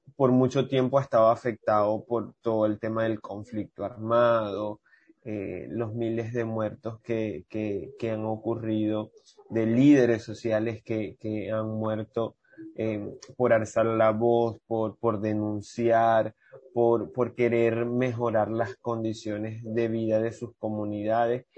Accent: Maracaibo, Zulia, Venezuela; now in Riohacha, Colombia; yo vengo de Maracaibo, allá en Venezuela

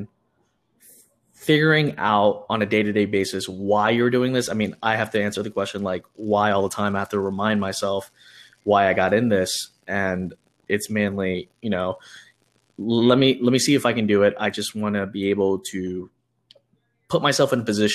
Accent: Houston, Texas, United States; I am from Houston, Texas

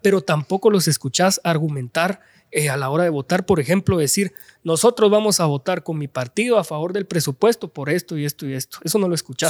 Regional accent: Guatemala City, Guatemala Department, Guatemala; toda mi vida he vivido en la zona 5 de la ciudad de Guatemala

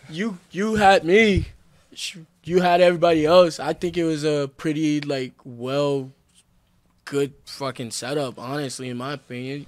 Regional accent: Flint, Michigan, United States; moved away as an adult; now in Salt Lake City, United States; I'm actually from Flint, Michigan

